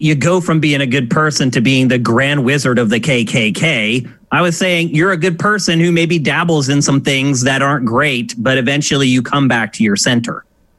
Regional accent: Pennsylvania, United States; I grew up in Pennsylvania.

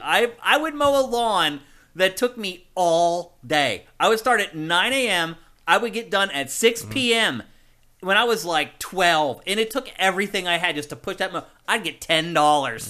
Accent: Carlisle, Pennsylvania, United States; moved away; I'm from Carlisle.

